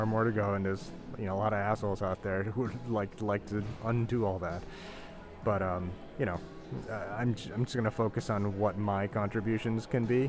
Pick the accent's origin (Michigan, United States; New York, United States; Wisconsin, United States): New York, United States; growing up in New York, in Chinatown, and during the 80s